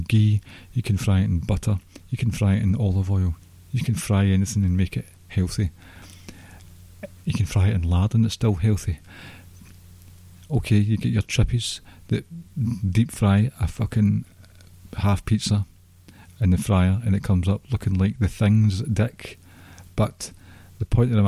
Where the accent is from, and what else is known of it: Scotland, United Kingdom